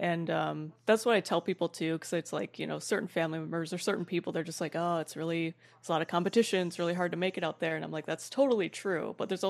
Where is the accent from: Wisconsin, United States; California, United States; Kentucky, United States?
Wisconsin, United States; Madison; also born or lived in Milwaukee, Wisconsin / Winona, Minnesota / Vancouver, Canada; I grew up in Madison, Wisconsin, mm-hmm. then Milwaukee